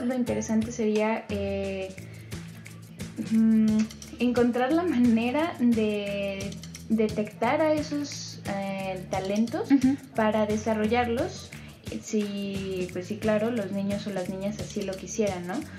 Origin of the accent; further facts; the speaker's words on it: Mexico; que tenemos como, como ciudadanos mexicanos